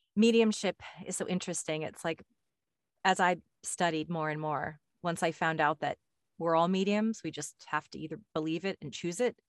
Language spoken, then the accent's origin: English; Westport, Connecticut, United States; moved away; also born or lived in California; I grew up in Connecticut, in Westport, Connecticut.